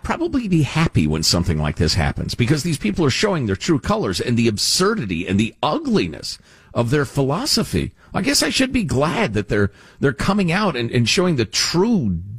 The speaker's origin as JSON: {"language": "English", "region": "the North", "country": "United States", "said": "I'm from the North, and I don't appreciate it."}